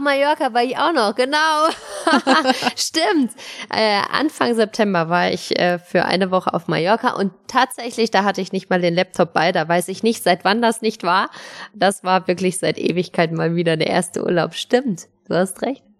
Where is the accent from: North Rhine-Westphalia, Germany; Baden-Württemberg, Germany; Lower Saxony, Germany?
North Rhine-Westphalia, Germany; Cologne; moved away; in Köln unterwegs, in meiner alten Heimat